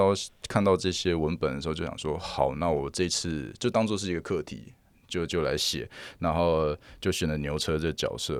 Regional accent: Yuanlin, Changhua County, Taiwan; 比如说彰化，我是从园林来的，我们虽然背景都是台语。很熟悉台语，

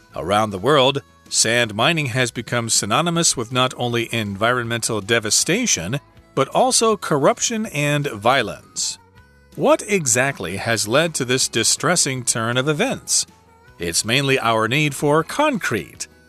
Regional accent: Midwest, United States; I'm from the Midwest in the United States

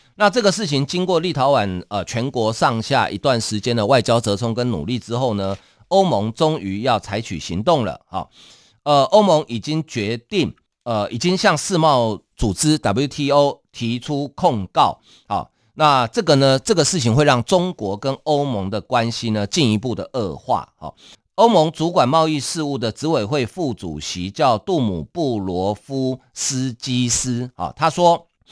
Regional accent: Taiwan; 我们台湾人会有一个习惯，要到庙里去抢头香

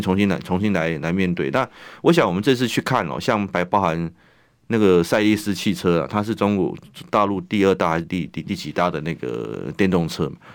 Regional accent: Taiwan; 他一个美国人都可以帮我们台湾人想

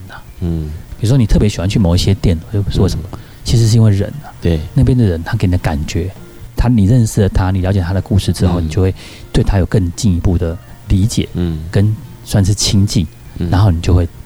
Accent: central Taiwan, Taiwan; moved away as an adult; also born or lived in Taipei; 我们中部人讲

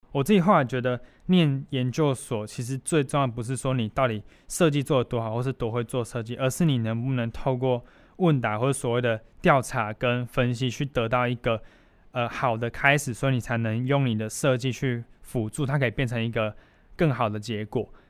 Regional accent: Kaohsiung, Taiwan; moved away as an adult; now in Douliu, Taiwan; 我是，我是高雄人

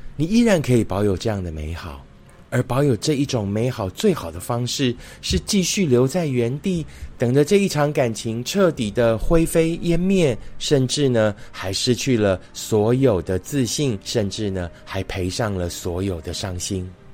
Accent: Fengyuan, Taichung, Taiwan; moved away; 今天录影的场景是在我的老家丰原哦， 那所以环境比较克难， 那因为家里面是住在一个五条通哦， 就是五条大马路交接的地方

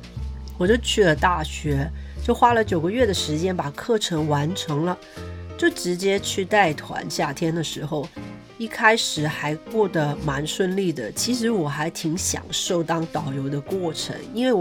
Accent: Hong Kong; moved away as an adult; now in Iceland; 我是香港人，大概两年前我从香港搬到冰岛来了，因为我跟一个冰岛人结婚。

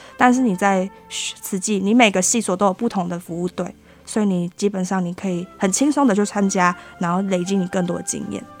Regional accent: Taiwan; 我们这些台湾的学生

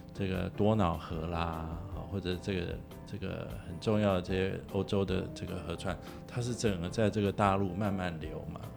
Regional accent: Taiwan; 我们台湾人也很，很，在这种条件下也生活了这么久

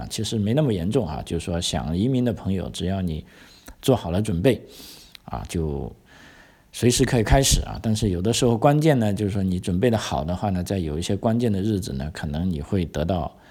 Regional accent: China; now in Australia; 就当然我是从中国来的，我我我我很清楚啊

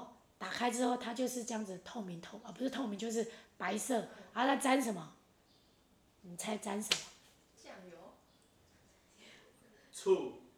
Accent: Taiwan; 我们台湾的客家人比较少吃

